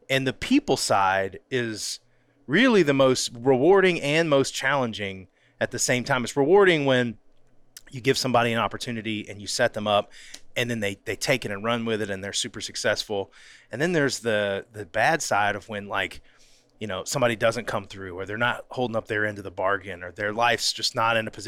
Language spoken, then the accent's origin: English; North Florida, United States; originally from North Florida